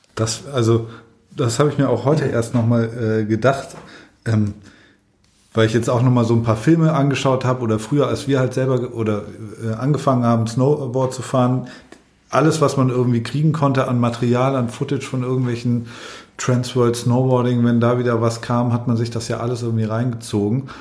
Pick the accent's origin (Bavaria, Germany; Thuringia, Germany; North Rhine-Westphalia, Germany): Bavaria, Germany; Allgäu; moved away; ich komme ursprünglich aus dem Allgäu und da hatten alle Chiemsee-Pullover